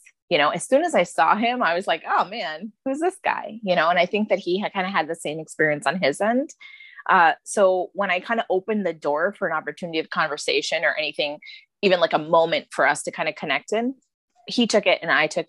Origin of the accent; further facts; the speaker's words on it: India; I'm Indian. I grew up in a traditional Indian Tamil household.